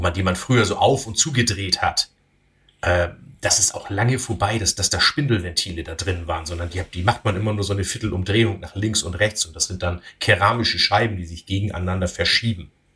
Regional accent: Northern Germany, Germany; als Norddeutscher

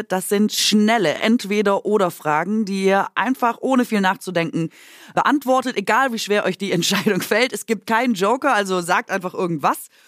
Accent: Baden-Württemberg, Germany; born there; Ich bin in der Nähe von Bruchsal geboren

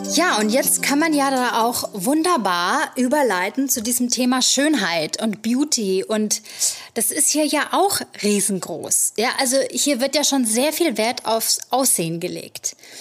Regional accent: Germany; now in New York, United States; als Deutsche mit unserer Saunakultur

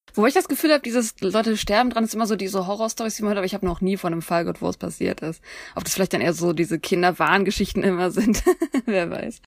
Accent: Germany

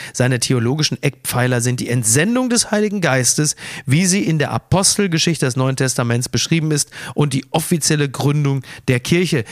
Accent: Castrop-Rauxel, North Rhine-Westphalia, Germany; ich komme ja aus der Provinz, aus Castrop Rauxel

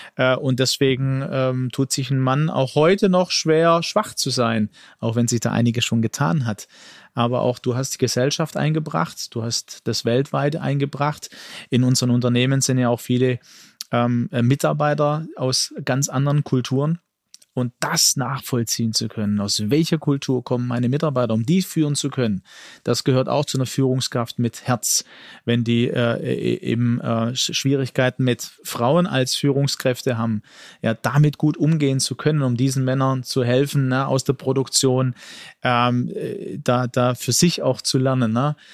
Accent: Germany; ich bin in Deutschland geboren mit Migrationshintergrund

